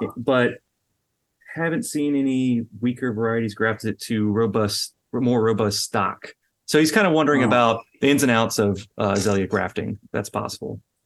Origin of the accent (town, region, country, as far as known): Louisiana, United States; born or raised there